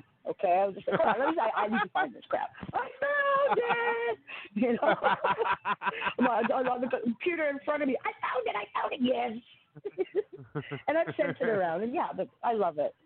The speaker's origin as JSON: {"language": "English", "country": "Canada", "said": "I'm a Canadian"}